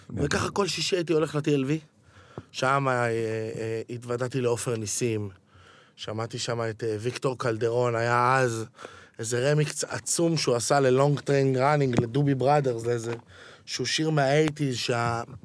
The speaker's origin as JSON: {"language": "Hebrew", "town": "Ramat Gan", "region": "Tel Aviv District", "country": "Israel", "tie": "born or raised there", "said": "גדלתי ברמת גן"}